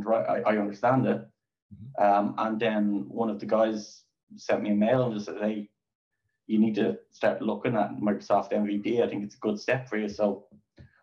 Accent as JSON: {"language": "English", "town": "Dublin", "region": "Leinster", "country": "Ireland", "said": "I'm from Dublin, Ireland."}